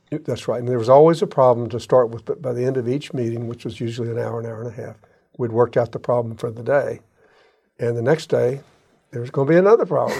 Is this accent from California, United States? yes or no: no; Jacksonville, Florida, United States; I grew up in Ortega, and we shopped, my parents shopped for groceries at Allen's in Avondale.